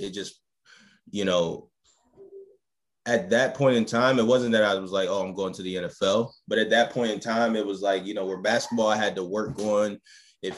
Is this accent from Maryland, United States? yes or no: yes; Baltimore, Maryland, United States; grew up in Baltimore, Maryland